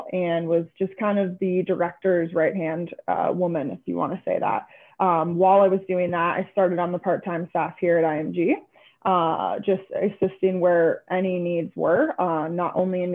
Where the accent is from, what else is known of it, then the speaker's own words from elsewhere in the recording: Venice, Florida, United States; I'm originally from Venice, Florida, so not too far off here, kind of stayed in the area.